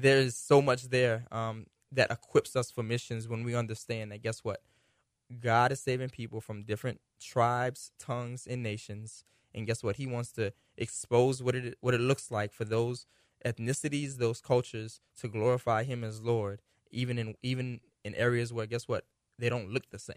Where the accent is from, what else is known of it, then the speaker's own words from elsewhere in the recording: United States; we're American